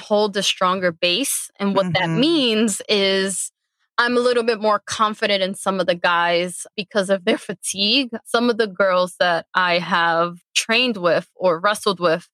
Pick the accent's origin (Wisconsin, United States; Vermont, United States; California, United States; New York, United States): New York, United States; New York City; I was born and raised in the Bronx